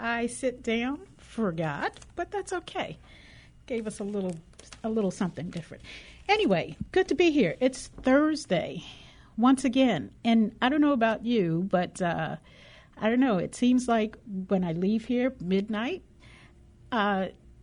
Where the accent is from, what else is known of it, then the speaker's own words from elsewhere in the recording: New York, United States; moved away as an adult; also born or lived in Washington, D.C.; growing up in New York